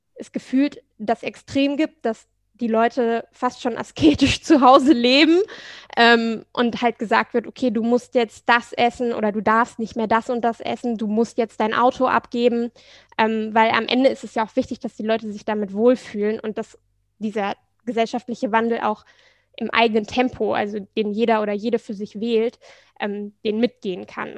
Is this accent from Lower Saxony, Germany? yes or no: yes; Hanover, Lower Saxony, Germany; moved away as an adult; also born or lived in Leipzig / Florence; now in Hamburg, Germany; Also ich komme gebürtig aus Hannover, da mhm. fahren alle Fahrrad, meine Eltern fahren auch nur Fahrrad, ich bin mit dem Fahrrad aufgewachsen